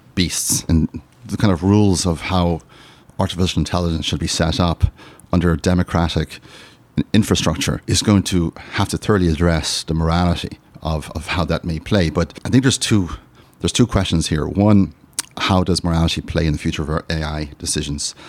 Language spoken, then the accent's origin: English; Ireland; I'm from Ireland